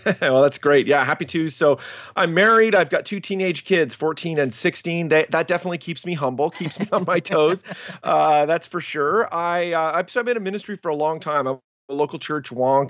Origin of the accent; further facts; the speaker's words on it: Canada; moved away as an adult; also born or lived in New Jersey; I'm from Canada and actually moved back there